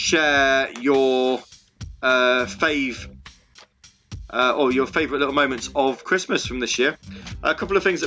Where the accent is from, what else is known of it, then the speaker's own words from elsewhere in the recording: Midlands, United Kingdom; If you're from the Midlands like me